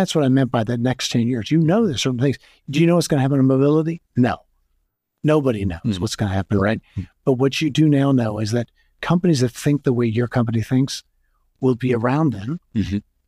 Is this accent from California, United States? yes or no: yes; California, United States; As a Californian.